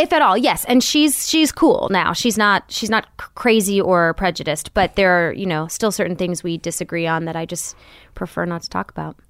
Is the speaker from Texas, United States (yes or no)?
no; Royal Oak, Michigan, United States; moved away; also born or lived in California; was growing up in Royal Oak, Michigan